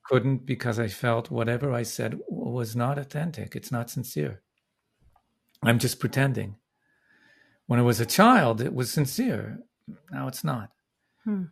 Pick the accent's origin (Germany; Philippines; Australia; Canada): Canada; Vancouver, British Columbia; now in Brooklyn, United States; I was born in Vancouver.